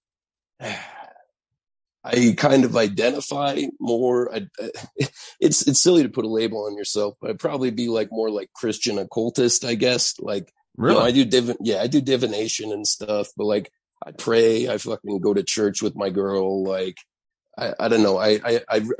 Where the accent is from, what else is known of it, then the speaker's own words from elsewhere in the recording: Santa Fe, New Mexico, United States; I had a solstice cactus growing up in Santa Fe